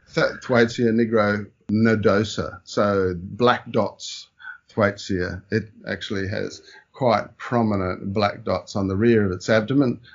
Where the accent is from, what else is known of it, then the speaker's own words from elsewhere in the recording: Brisbane, Queensland, Australia; also born or lived in Melbourne / Singapore; after being born in Melbourne, my parents moved to Brisbane after a short stint in Singapore